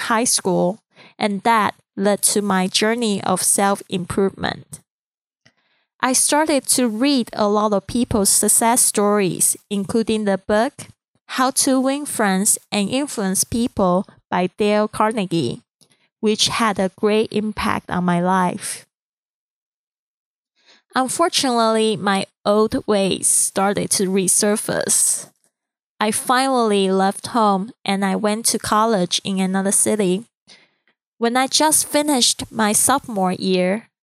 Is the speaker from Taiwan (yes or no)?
yes; Taiwan; accent: Chinese accent; first language Mandarin; English is a second language; moved away; I'm originally from Taiwan, and Mandarin is my first language.